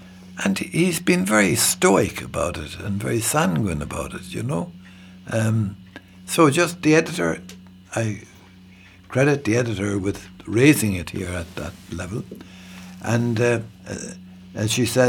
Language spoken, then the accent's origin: English; Ireland; as an Irish man.